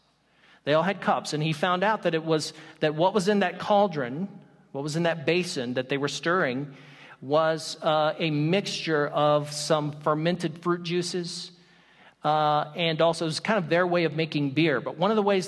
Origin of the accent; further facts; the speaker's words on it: the South, United States; I come from the South